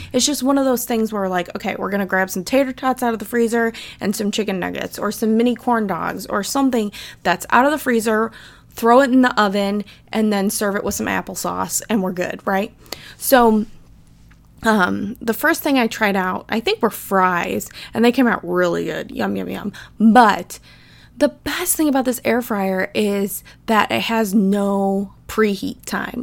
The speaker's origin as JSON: {"language": "English", "region": "Midwest", "country": "United States", "said": "I'm from the Midwest"}